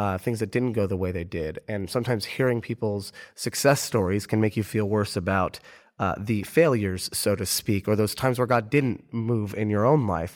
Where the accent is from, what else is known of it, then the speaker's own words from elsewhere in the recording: Orlando, Florida, United States; I'm from Orlando